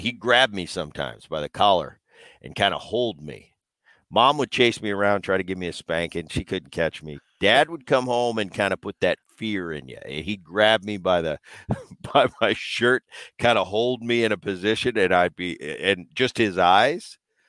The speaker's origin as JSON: {"language": "English", "region": "New Jersey", "country": "United States", "tie": "born or raised there", "said": "Well, I grew up in my early childhood. I grew up in New Jersey."}